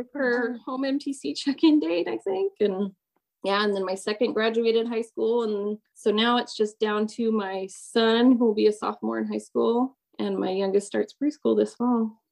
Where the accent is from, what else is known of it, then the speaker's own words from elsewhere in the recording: Orem, Utah, United States; also born or lived in Long Beach, California / Atlanta metro area, Georgia; now in Atlanta, United States; I was born in Long Beach in California